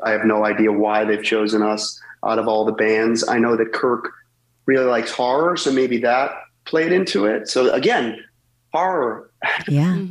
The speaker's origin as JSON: {"language": "English", "region": "Massachusetts", "country": "United States", "said": "we're both from Massachusetts"}